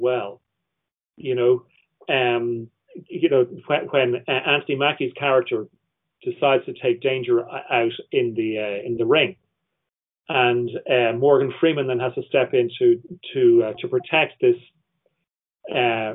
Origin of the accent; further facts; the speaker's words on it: Ireland; I'm Irish